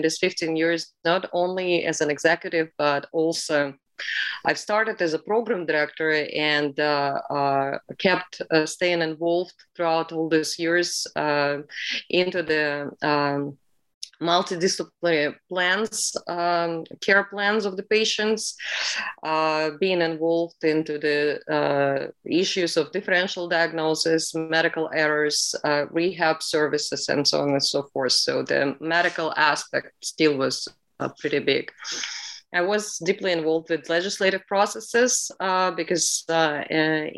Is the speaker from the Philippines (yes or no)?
no; Saint Petersburg, Russia; moved away; also born or lived in Bellevue, Washington, United States; I came back to Russia for personal reasons and live here ever since, back in my hometown, St. Petersburg.